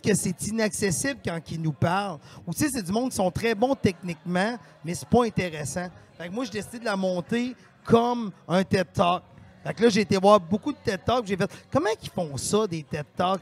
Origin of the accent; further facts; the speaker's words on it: Victoriaville, Quebec, Canada; moved away; je viens de Victoriaville à la base